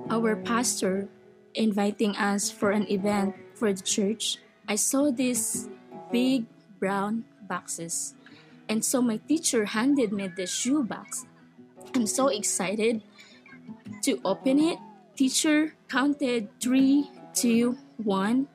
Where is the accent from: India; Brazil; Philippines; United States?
Philippines; moved away; I was born in the Philippines and growing up in a poor family and living in a tiny house, no stove.